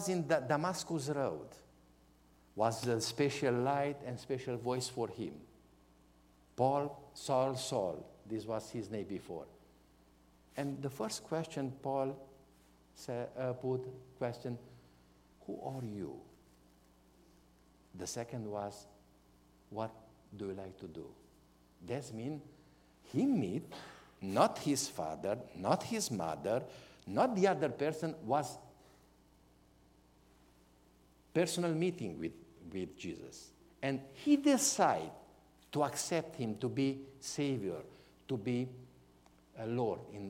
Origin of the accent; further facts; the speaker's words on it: Romania; English is a second language; My spiritual birthday was in hospital in Brasov, in one town from our country